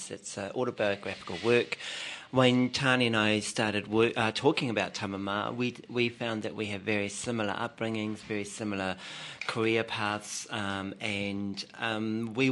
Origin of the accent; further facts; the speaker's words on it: Rotorua, Bay of Plenty, New Zealand; now in Auckland, New Zealand; I'm Te Arawa Ngāti Raukawa in Kaitahu, and I'm from Rotorua, and I've been living in Auckland for the past 26 years.